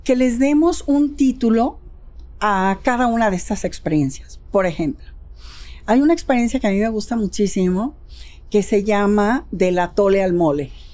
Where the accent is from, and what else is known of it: Jalisco, Mexico